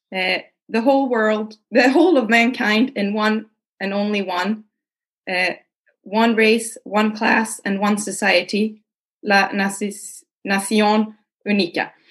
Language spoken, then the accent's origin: Swedish; Malmö, Skåne, Sweden; jag är från Malmö.